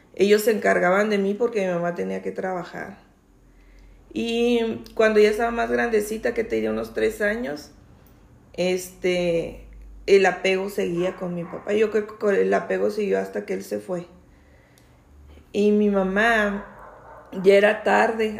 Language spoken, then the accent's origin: Spanish; Chihuahua, Mexico; also born or lived in Santa Bárbara, Chihuahua; yo empecé mi escuelita en, allá en Santa Bárbara, de allá son mis padres, pero yo nací aquí en Chihuahua. Y luego ya le dieron trabajo a mi mamá de maestra. Aquí en Chihuahua ya nos venimos. Y aquí empecé a estudiar en la escuela Jesús García.